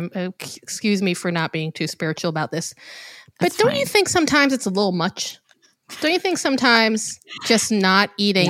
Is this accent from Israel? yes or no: yes; Israel; moved away; I was trying really hard to eat kosher for Passover because I actually always have growing up in Israel.